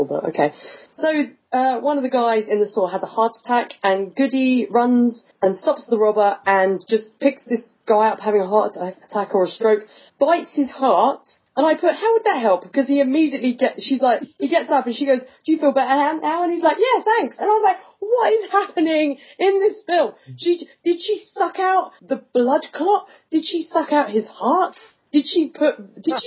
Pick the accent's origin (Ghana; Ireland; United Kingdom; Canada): United Kingdom; England; I'm English